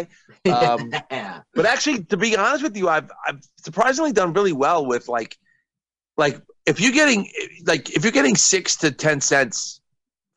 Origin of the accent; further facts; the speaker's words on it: New York, United States; I'm from New York